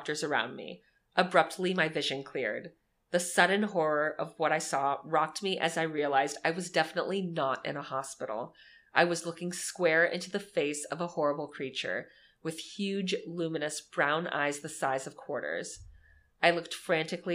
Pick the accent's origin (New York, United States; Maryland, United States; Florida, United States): Florida, United States; Miami Beach; I'm from Miami Beach